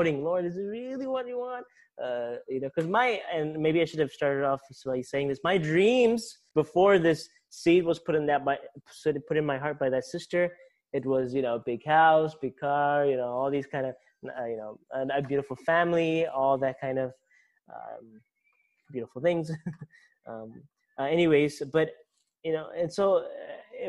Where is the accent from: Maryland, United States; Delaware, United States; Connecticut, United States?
Maryland, United States; Baltimore; accent: American; I'm from Baltimore, Maryland, a state called Maryland, right next to D.C.